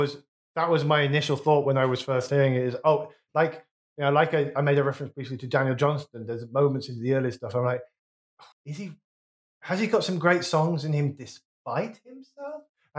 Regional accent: Wolverhampton, West Midlands, United Kingdom; I'm from the West Midlands

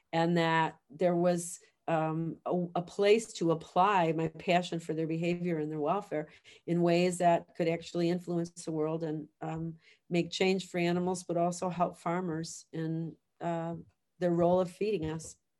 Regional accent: Chicago, Illinois, United States; moved away as an adult; now in Guelph, Canada; I grew up in the city of Chicago

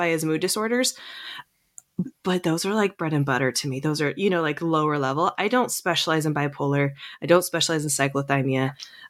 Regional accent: Seattle, Washington, United States

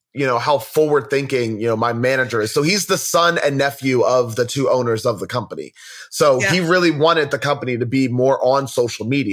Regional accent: Philadelphia, Pennsylvania, United States; I'm from Philadelphia

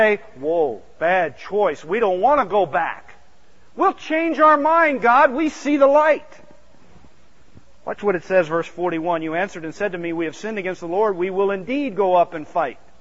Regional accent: outside of Philadelphia, Pennsylvania, United States; I grew up outside of Philadelphia

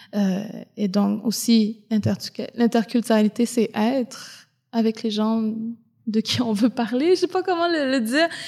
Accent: Côte-Nord, Quebec, Canada; now in Montreal, Canada; je viens de la Côte-Nord aussi, donc euh, je viens d'une région euh, dans le Nord, je viens d'une communauté Inou

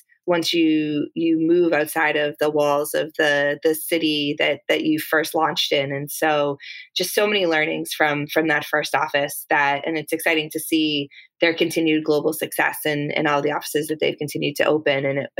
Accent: Massachusetts, United States; accent: Boston; I grew up right outside of the Boston area. And so my natural Boston accent is one that I think, because I've been outside of Boston for a little while, it's toned down a bit.

